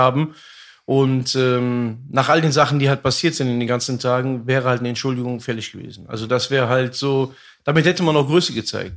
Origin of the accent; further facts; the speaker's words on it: Germany; einem Viertel in Deutschland, der da aufwächst, äh, seine Geschichte, also meine Geschichte